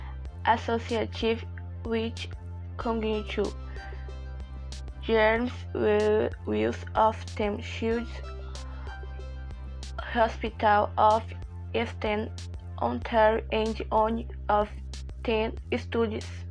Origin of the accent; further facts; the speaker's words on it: Brazil; I am from Brazil